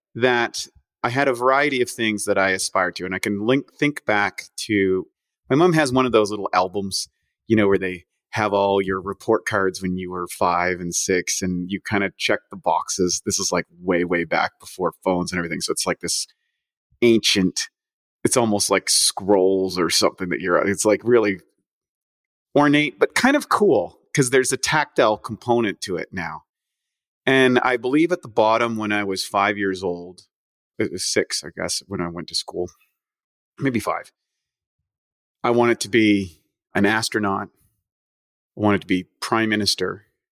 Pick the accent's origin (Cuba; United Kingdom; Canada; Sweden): Canada; now in United States; I'm from Canada originally